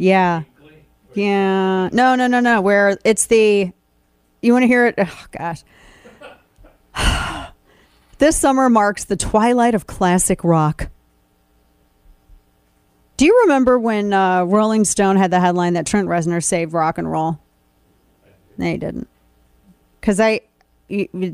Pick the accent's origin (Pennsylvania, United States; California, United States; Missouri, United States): Missouri, United States; my home state of Missouri